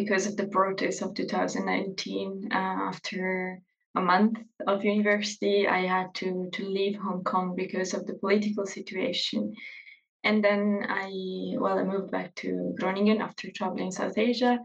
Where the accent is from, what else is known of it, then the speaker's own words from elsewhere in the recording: Verona, Veneto, Italy; I'm from Verona.